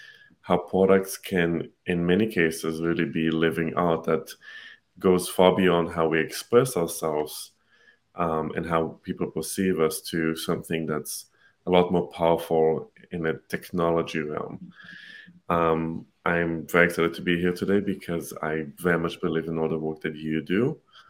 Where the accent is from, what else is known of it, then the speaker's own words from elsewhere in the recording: Israel; now in United States; I'm originally from Israel. I live in the US now